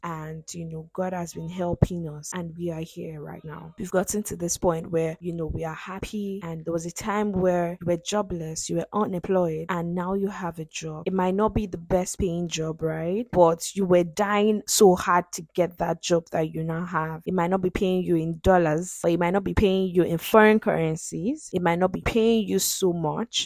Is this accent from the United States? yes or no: no; Nigeria; I'm a Nigerian.